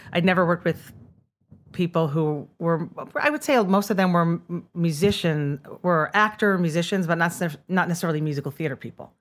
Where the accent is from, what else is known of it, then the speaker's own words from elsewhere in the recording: Rockland County, New York, United States; I grew up in Rockland County